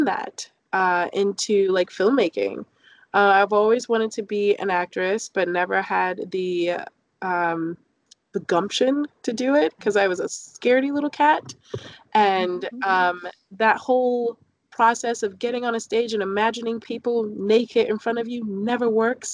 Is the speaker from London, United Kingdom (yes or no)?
yes; London, United Kingdom; also born or lived in Newark, New Jersey; now in Washington, United States; I grew up in London, right outside of central London, actually in Clapham.